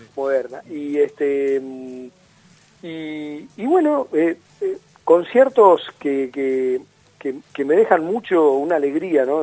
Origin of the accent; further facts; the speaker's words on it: Mar del Plata, Buenos Aires Province, Argentina; moved away; es mi ciudad de crianza yo no nací en Mar del Plata yo nací en una clínica en Buenos Aires